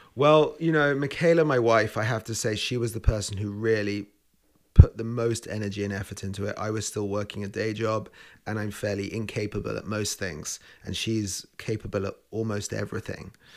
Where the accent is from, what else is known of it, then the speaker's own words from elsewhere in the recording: London, United Kingdom; moved away as an adult; also born or lived in Spain; now in Victoria, Canada; I'm a chef, and I was born in London